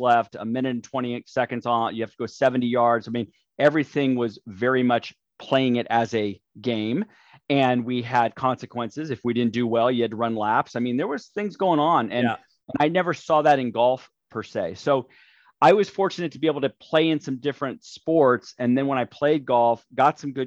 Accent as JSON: {"language": "English", "town": "Burbank", "region": "California", "country": "United States", "tie": "born or raised there", "said": "I've been born and raised in the Los Angeles area here, Burbank, California"}